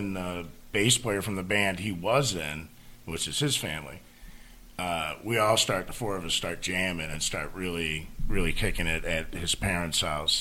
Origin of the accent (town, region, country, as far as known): Niagara Falls, New York, United States